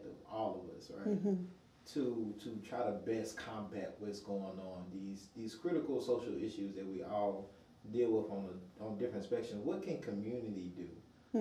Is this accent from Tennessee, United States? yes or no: yes; Nashville, Tennessee, United States; born and raised in Nashville